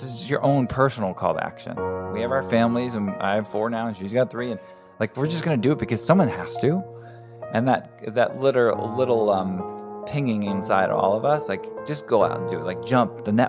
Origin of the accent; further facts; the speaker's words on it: United States; moved away as an adult; also born or lived in New York / Connecticut; now in Southern California, United States; I grew up on the East Coast, New York and Connecticut, and made my way out here to Southern California when I was 19